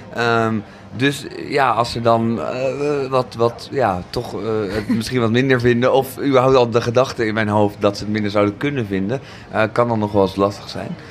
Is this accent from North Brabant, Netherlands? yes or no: no; Zoetermeer, South Holland, Netherlands; moved away as an adult; also born or lived in Amsterdam; ik ben opgegroeid in Zoetermeer